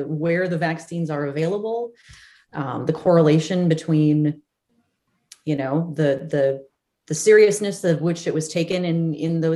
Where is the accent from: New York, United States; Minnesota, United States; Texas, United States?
Minnesota, United States; Melrose; moved away; my hometown of Melrose